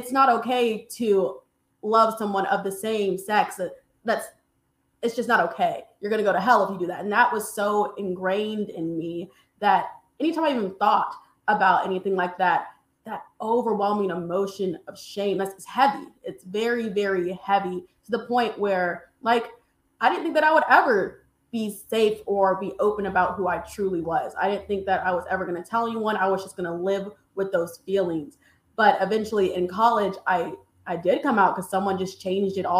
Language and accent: English; Missouri, United States; I grew up in Missouri, so a red state